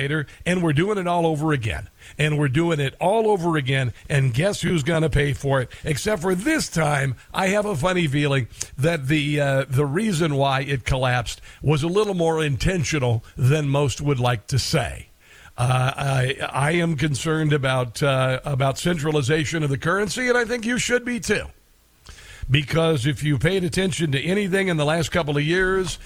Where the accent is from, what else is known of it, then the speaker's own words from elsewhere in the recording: Midwest, United States; moved away; also born or lived in Washington, D.C.; I'm from the Midwest